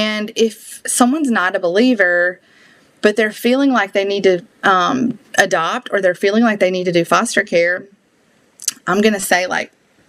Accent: the South, United States; accent: Southern; I did not appreciate my Southern accent until I went on the world race

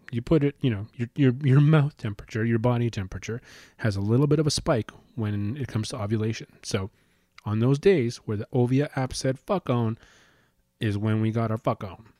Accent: Calgary, Alberta, Canada; moved away as an adult; now in Winnipeg, Canada; So we're actually living in, in, in Winnipeg right now, and we're originally from Calgary

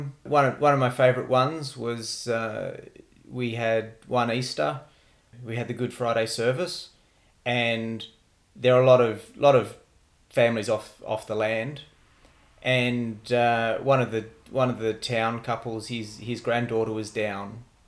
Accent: Wagga Wagga, New South Wales, Australia; moved away as an adult; also born or lived in Sydney; now in Canberra, Australia; I was born and bred in Wagga. I was in Wagga right the way through until I left home to go to uni. So I grew up in Wagga.

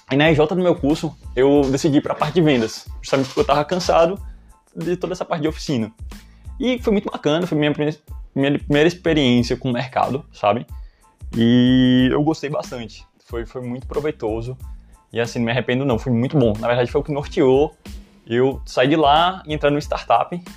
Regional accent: Goiânia, Goiás, Brazil; also born or lived in Long Branch, United States; É, nasci em New Jersey, Long Branch, mas na verdade só fiz nascer lá. É, com sete meses eu saí, é, meus pais sa saíram, né, na verdade, uh, e voltamos para Goiânia, Goiás

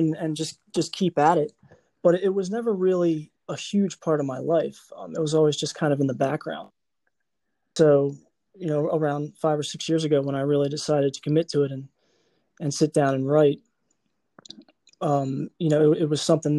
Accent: northwest of Baltimore, Maryland, United States; I'm from Maryland. Grew up about a half hour northwest of Baltimore

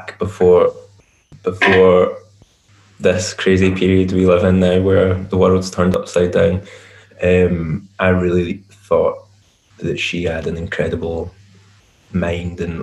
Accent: Glasgow, Scotland, United Kingdom; I'm from Glasgow in Scotland, and that's where I live

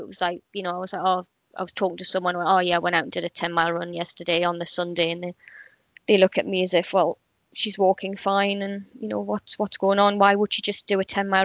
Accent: Gateshead, North East England, United Kingdom; moved away as an adult; now in Portsmouth, United Kingdom; I was born in Gateshead, which is in the northeast of England

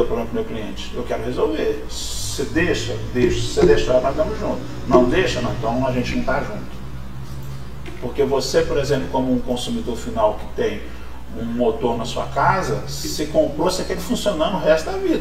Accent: Barra Mansa, Rio de Janeiro, Brazil; also born or lived in Belo Horizonte; now in Pouso Alegre, Brazil; Sou de Barra Mansa, nascido lá em 67

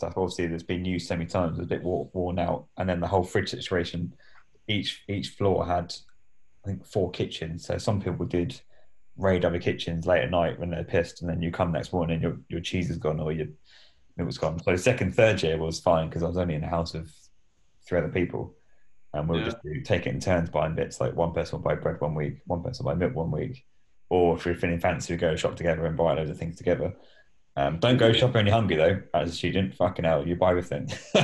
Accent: Portsmouth, South East England, United Kingdom; moved away as an adult; I'm from Portsmouth, that's my hometown

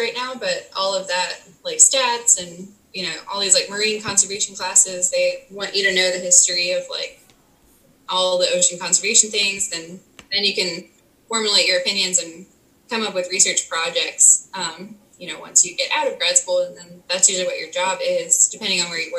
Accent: Virginia, United States; moved away as an adult; also born or lived in St. Thomas; now in Florida Keys, United States; So I grew up in Virginia.

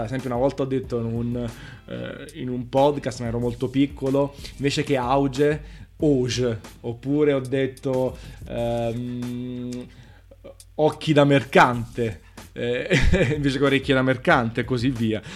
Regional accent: Naples, Campania, Italy; accent: Neapolitan; Io sono napoletano, orgoglioso di esserlo

